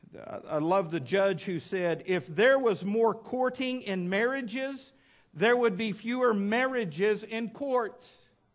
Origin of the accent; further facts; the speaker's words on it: West Texas, United States; now in Fort Smith, United States; when I was a kid growing up in West Texas